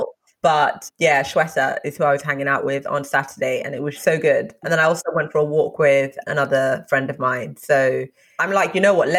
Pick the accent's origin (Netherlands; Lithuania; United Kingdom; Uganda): Uganda; I'm from Uganda.